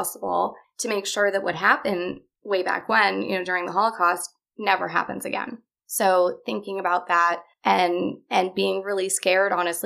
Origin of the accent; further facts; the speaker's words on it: Los Angeles, California, United States; I grew up here in Los Angeles.